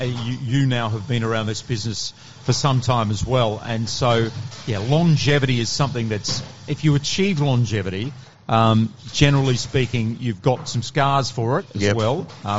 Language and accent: English; Fremantle, Western Australia, Australia; Was lucky to do that in Perth, in Fremantle